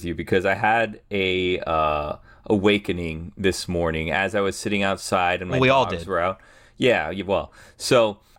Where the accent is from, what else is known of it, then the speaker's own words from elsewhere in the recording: Miami, Florida, United States; And this is my hometown team. I grew up here.